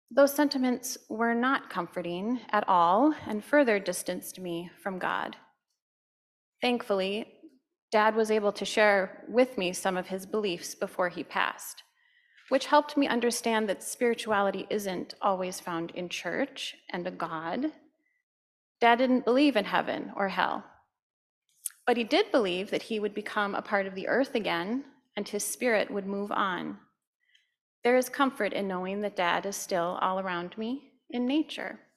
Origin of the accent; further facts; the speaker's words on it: Stillwater, United States; We grew up in Stillwater, where I still reside today.